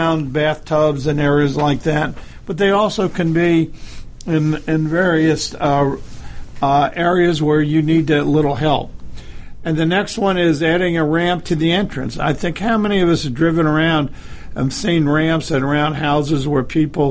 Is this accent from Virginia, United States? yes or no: no; Connecticut, United States; I grew up in Connecticut in the Connecticut area